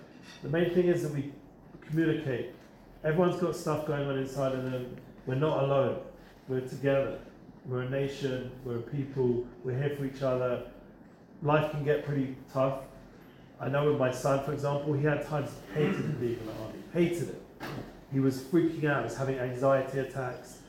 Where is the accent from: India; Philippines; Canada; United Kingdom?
United Kingdom; England; now in Israel; I'm English, a biscuit means a cookie